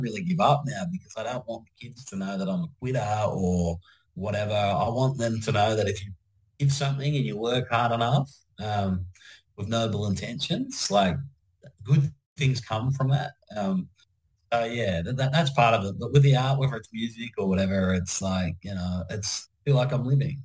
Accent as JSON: {"language": "English", "town": "Penrith", "region": "New South Wales", "country": "Australia", "tie": "born or raised there", "also_born_or_lived": "Mount Druitt", "said": "I grew up in Penrith and Mount Druitt."}